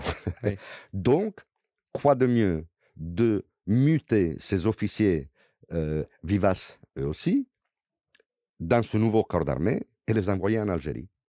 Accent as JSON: {"language": "French", "town": "Venice", "region": "Veneto", "country": "Italy", "tie": "born or raised there", "also_born_or_lived": "Padua", "second_language": "French", "moved": "as an adult", "lives_now": "France", "said": "de Venise, j'ai grandi à Venise"}